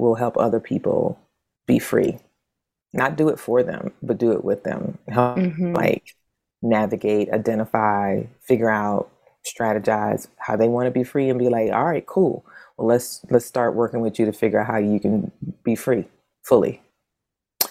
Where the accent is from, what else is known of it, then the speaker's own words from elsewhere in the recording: New Bern, North Carolina, United States; where I'm from in North Carolina is both sweet and salt water, because I'm from New Bern.